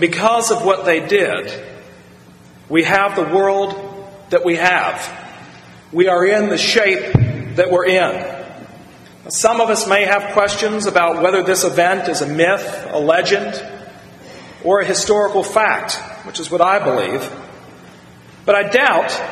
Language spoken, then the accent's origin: English; Shenandoah Valley, Virginia, United States; growing up in the Shenandoah Valley or on the edge of it